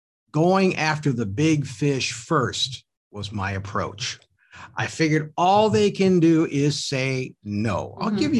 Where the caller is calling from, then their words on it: Milwaukee, Wisconsin, United States; also born or lived in Hartford, Wisconsin; I'm calling you from Milwaukee, from WOKY Radio.